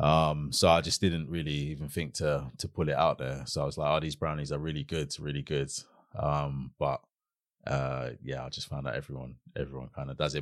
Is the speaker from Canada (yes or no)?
no; London, United Kingdom; also born or lived in Brockley / Catford; when I started secondary school, that's when we moved from Brockley to Catford